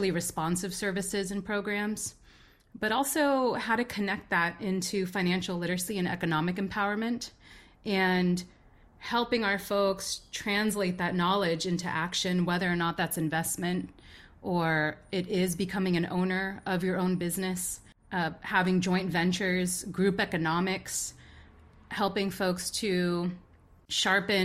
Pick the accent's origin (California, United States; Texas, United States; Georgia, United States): California, United States; Pittsburg; I grew up in a city called Pittsburgh, California, aka P World, right next to Antioch and Concord